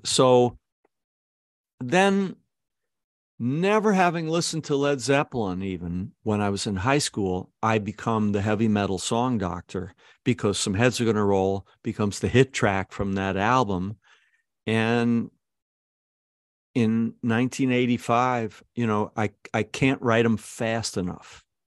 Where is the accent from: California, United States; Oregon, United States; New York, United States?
New York, United States; Syracuse; also born or lived in Kew Gardens, Queens; I was a guy from Syracuse